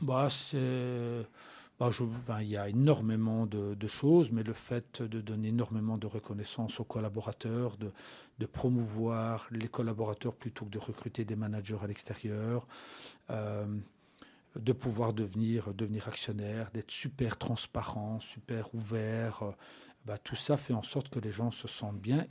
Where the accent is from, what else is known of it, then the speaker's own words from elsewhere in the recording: La Louvière, Wallonia, Belgium; j'habite à la Louvière, je suis né à la Louvière, j'ai commencé ma carrière à la Louvière.